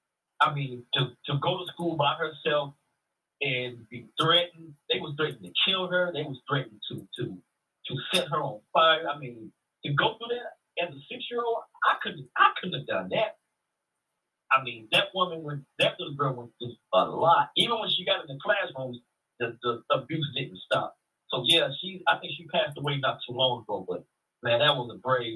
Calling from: Dallas, Texas, United States; calling from Dallas, Texas.

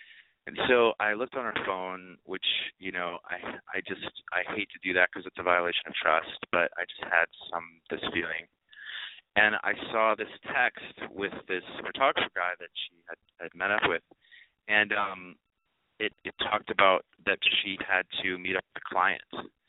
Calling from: Los Angeles, California, United States; I'm calling from Los Angeles, of course.

